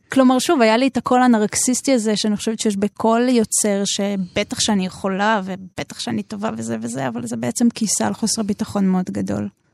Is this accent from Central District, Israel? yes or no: no; Jerusalem, Jerusalem District, Israel; נולדתי בירושלים.